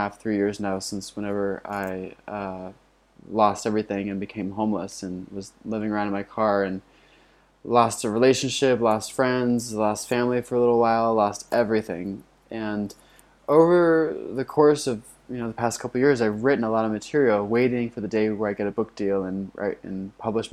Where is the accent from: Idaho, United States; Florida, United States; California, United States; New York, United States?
Florida, United States; my house that I grew up in Florida